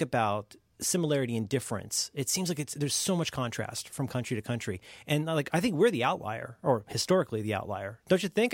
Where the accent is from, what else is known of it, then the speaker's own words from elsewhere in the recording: United States; growing up in America at a time when we were still very much